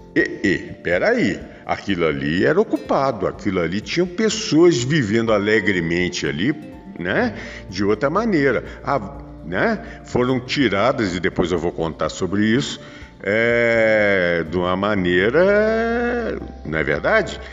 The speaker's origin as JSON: {"language": "Portuguese", "country": "Brazil"}